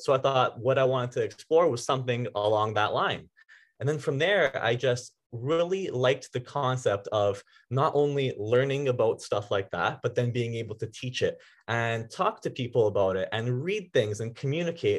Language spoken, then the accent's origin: English; Vaughan, Ontario, Canada; I grew up in Vaughan, uh, oh, the Woodbridge area. Yeah, and I actually uh, I was here all my life.